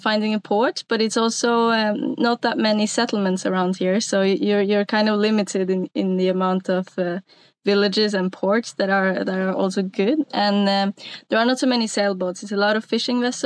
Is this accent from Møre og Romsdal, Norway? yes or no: yes; Sunnmøre, Møre og Romsdal, Norway; English is a second language; moved away as an adult; now in Finnmark, Norway; I'm originally from Norway, but I grew up a little bit further south on a piece of coast that's called Sunnmøre